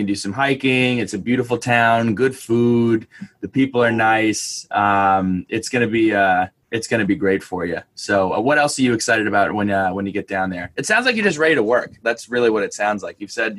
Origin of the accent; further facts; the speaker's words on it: New Jersey, United States; so I'm from New Jersey up around New York, about 500 miles from Virginia Tech.